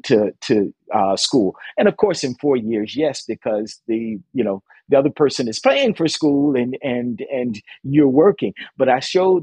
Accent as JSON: {"language": "English", "town": "Dunedin", "region": "Florida", "country": "United States", "tie": "born or raised there", "moved": "yes", "lives_now": "Toronto, Canada", "said": "growing up in Little Dunedin, Florida."}